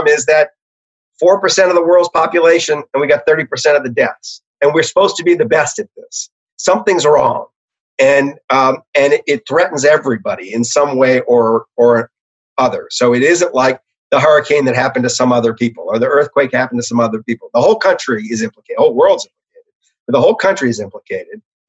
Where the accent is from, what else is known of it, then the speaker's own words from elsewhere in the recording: New Orleans, Louisiana, United States; I'm from New Orleans